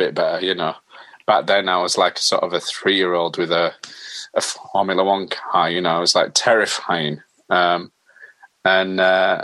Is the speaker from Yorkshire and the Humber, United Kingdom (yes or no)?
yes; Halifax, Yorkshire and the Humber, United Kingdom; also born or lived in Brighouse; I was born in Halifax in West Yorkshire, at the General, and we lived in Maidenroyd, which is a few miles outside Halifax. And then after that we moved to Bailiff Bridge, which is in Brighouse. So basically, yeah, sort of West Yorkshire